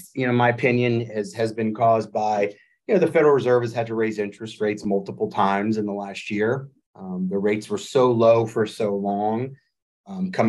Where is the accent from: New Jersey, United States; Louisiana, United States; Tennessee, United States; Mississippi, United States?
Louisiana, United States; New Orleans; moved away as an adult; also born or lived in Washington, D.C.; born and raised in New Orleans, moved home about 3 years ago after 20 years in Washington, D.C.